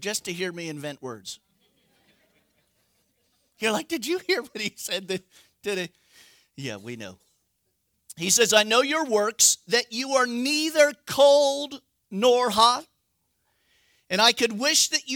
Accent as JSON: {"language": "English", "region": "Northern California", "country": "United States", "said": "I'm from California."}